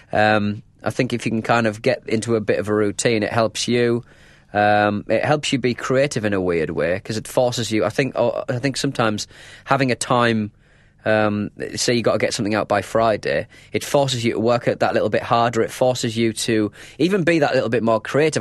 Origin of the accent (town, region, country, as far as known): North East England, United Kingdom; accent: northern (North East)